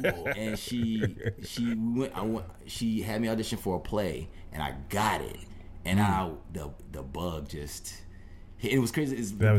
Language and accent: English; Indian Trail, North Carolina, United States; Indian Trail, North Carolina.